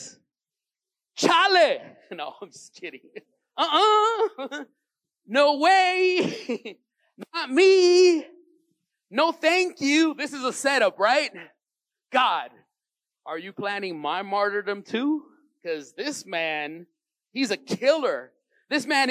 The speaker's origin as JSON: {"language": "English", "town": "Los Angeles", "region": "California", "country": "United States", "tie": "born or raised there", "said": "I grew up in Venice on the other side"}